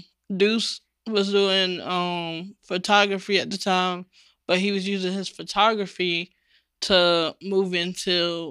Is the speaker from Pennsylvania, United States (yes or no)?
no; Chapel Hill, North Carolina, United States; now in Durham, United States; I was raised in Chapel Hill.